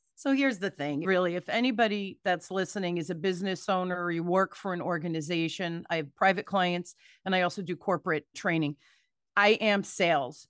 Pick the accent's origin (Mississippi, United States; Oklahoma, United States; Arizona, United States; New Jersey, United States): New Jersey, United States; Newark; I grew up in Newark, New Jersey, during the riots